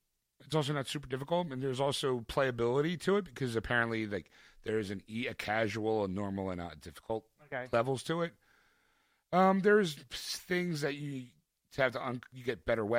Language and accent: English; Philadelphia, Pennsylvania, United States; born or raised there